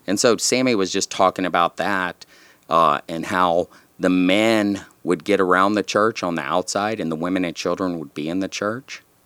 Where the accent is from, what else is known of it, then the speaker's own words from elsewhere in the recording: San Antonio, Texas, United States; I grew up in South Texas, down in San Antonio